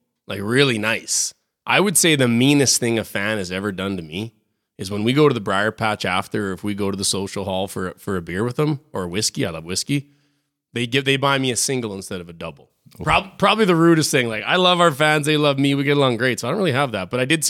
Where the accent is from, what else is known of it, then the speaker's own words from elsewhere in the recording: Regina, Saskatchewan, Canada; I got two buddies in the NHL. I grew up with in Regina.